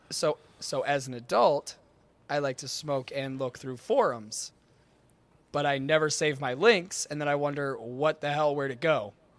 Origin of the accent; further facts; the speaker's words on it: Michigan, United States; I am from Michigan.